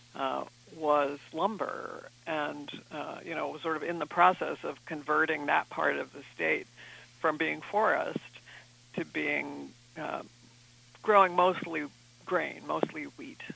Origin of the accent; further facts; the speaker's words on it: East Coast, United States; I'm from the East Coast